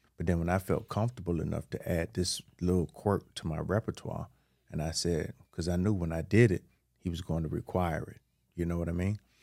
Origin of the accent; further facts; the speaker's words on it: Miami, Florida, United States; I was born in Liberty City.